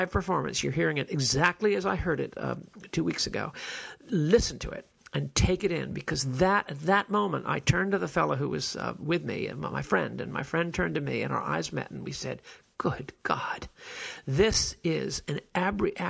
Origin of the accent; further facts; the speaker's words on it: New York, United States; I was born and reared in New York